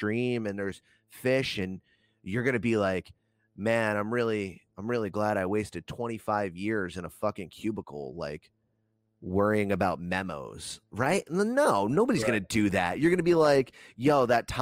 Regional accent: New Jersey, United States; also born or lived in Broward County, Florida; I was born in Florida, but I was raised in New Jersey.

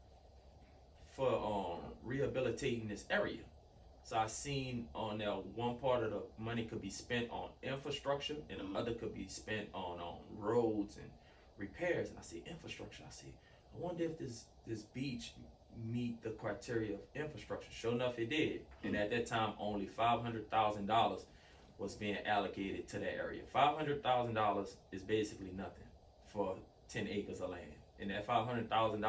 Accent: New Orleans, Louisiana, United States; I'm from New Orleans

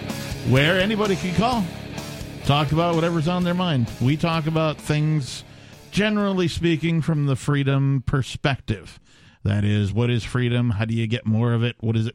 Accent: Wisconsin, United States; I'm from Wisconsin.

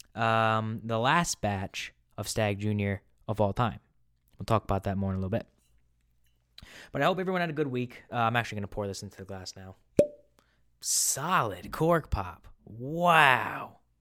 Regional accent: New England, United States; I'm from New England

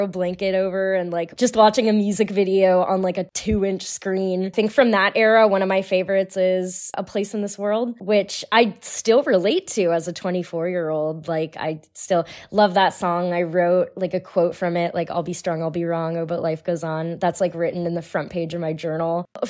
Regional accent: California, United States; also born or lived in Illinois / Hawaii / Colorado; now in Missouri, United States; I'm from California originally. I did my undergrad in Illinois. Now I currently reside in Missouri, but I'm on vacation in California. I've also lived in Hawaii and Colorado at one point.

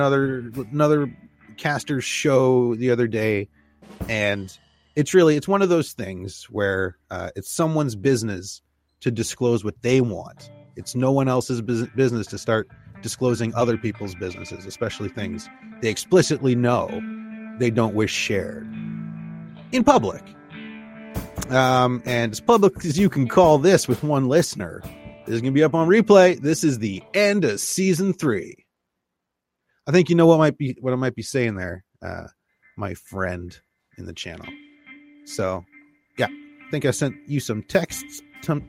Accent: Canada; we are Canadian

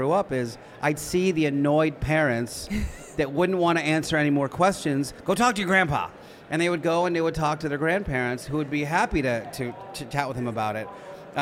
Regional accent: Philadelphia, Pennsylvania, United States; I grew up in Philly, that world

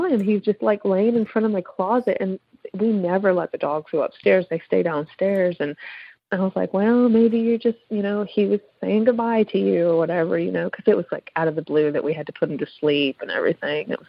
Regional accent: Pennsylvania, United States; I'm from Pennsylvania

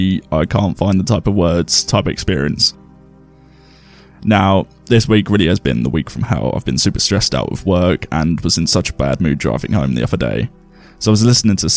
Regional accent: England, United Kingdom; we're English

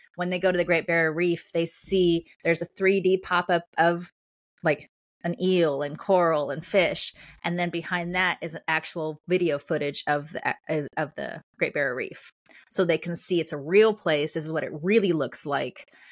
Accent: Los Angeles, California, United States; moved away as an adult; also born or lived in Australia / Colorado / Chicago, Illinois; now in Illinois, United States; I'm from California, um, or northern Los Angeles. I now live in Illinois

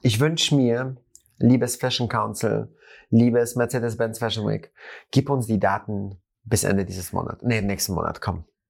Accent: Germany; bei uns in Deutschland

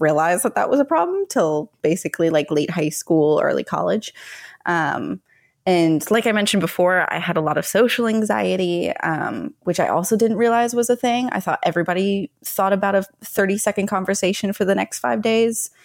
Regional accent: United States; I'm very happy in who I am as an American

